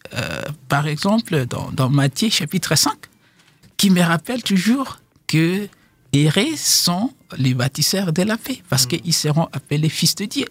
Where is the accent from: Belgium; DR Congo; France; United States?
DR Congo; now in South Africa; en tant que Congolais, les gens, ils me disent bon, allez chez toi au Congo faire la paix